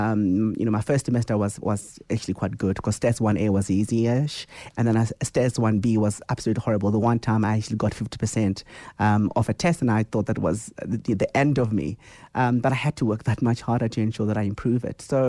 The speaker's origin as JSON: {"language": "English", "town": "Soweto", "region": "Gauteng", "country": "South Africa", "tie": "born or raised there", "said": "I was born in Soweto, so a melting pot of incredible energy"}